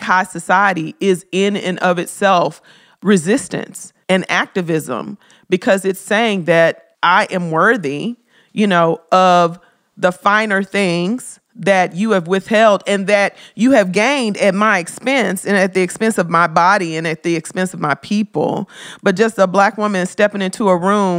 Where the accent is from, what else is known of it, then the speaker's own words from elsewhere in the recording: Memphis, Tennessee, United States; I love Memphis. That's my hometown.